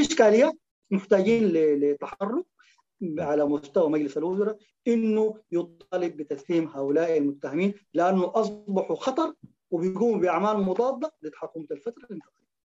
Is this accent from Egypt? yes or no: no; Sudan; احنا كسودانيين